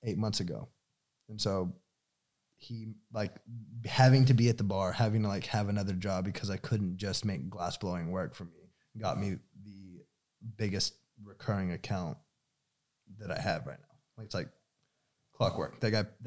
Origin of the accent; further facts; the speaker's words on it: Austin, Texas, United States; moved away; I'm from Austin